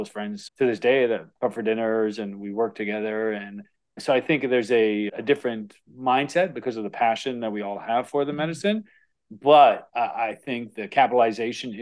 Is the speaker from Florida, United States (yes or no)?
yes; Florida, United States; growing up in Florida